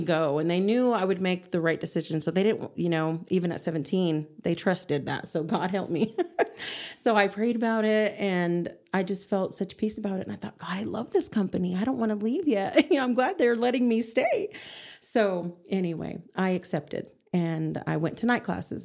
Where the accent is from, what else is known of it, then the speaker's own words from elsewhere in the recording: Amarillo, Texas, United States; also born or lived in Clovis, New Mexico; grew up in Amarillo